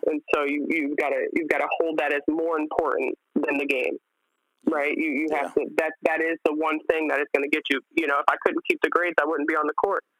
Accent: United States; growing up in America

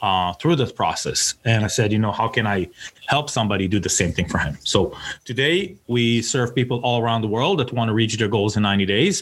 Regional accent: Tel Aviv, Tel Aviv District, Israel; moved away as an adult; now in United States; I'm originally from Tel Aviv

